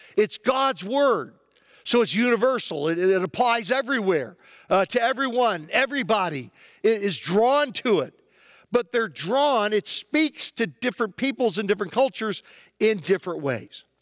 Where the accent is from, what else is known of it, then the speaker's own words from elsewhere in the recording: United States; as an American